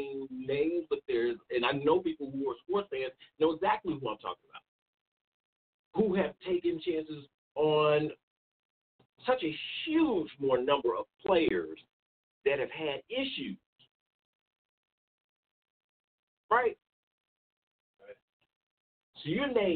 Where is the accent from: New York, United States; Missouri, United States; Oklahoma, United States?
Missouri, United States; Kansas City; I was born and raised in Kansas City, Missouri.